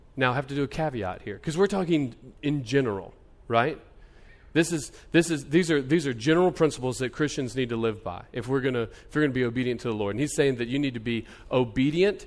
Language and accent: English; United States